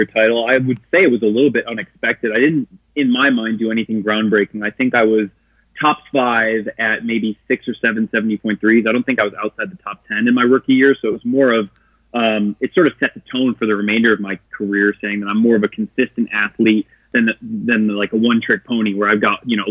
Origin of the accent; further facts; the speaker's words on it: Glenview, Illinois, United States; I am originally from Chicago, Illinois, a little town outside Chicago called Glenview. And I grew up playing traditional sports.